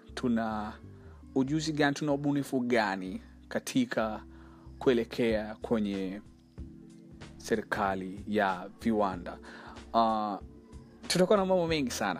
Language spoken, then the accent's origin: Swahili; Arusha, Tanzania; now in Dar es Salaam, Tanzania; Natokea Dar es Salaam, naishi Dar es Salaam, ni mzaliwa wa Arusha